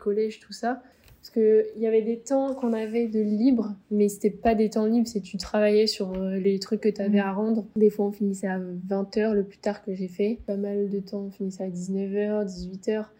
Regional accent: Ploërmel, Brittany, France; moved away as an adult; also born or lived in Nantes; De Pleurmel, euh, en Bretagne, dans le Morbihan

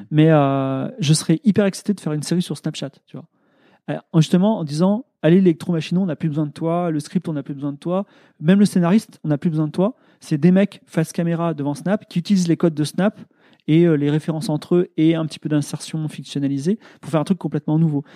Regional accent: France; je suis ingénieur, je suis blanc, euh, je suis français

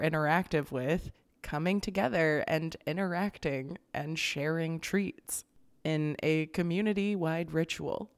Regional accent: Florida, United States; growing up in Florida

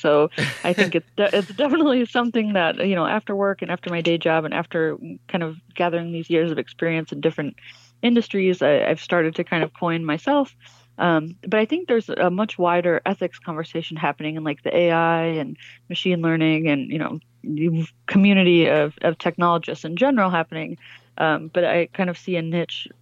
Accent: Michigan, United States; moved away as an adult; I ended up in my home state and back in Michigan and in Detroit specifically

